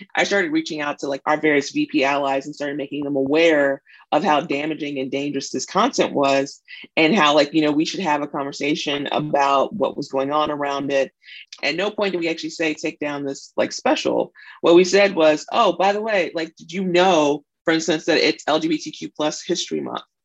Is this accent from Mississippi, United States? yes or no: yes; Mississippi, United States; moved away; I'm also from Mississippi. When I when I go home, I dress different, I talk different